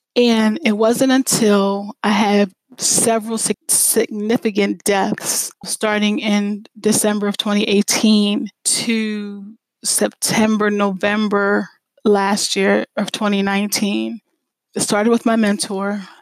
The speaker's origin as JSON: {"language": "English", "town": "Lancaster", "region": "Pennsylvania", "country": "United States", "tie": "born or raised there", "moved": "as an adult", "said": "I grew up in the Lancaster area"}